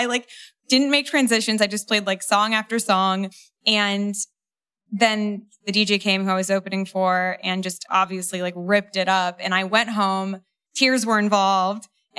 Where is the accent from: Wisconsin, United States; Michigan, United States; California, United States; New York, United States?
New York, United States; New York City; I grew up in New York City